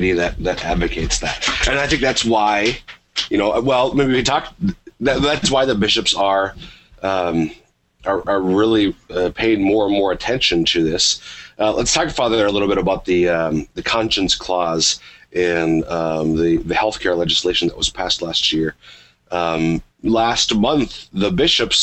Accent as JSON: {"language": "English", "region": "Minnesota", "country": "United States", "said": "I'm from Minnesota. I lived for several years in Minneapolis"}